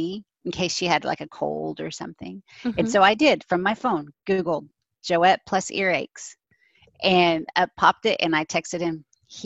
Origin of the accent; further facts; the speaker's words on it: Texas, United States; I'm from Texas.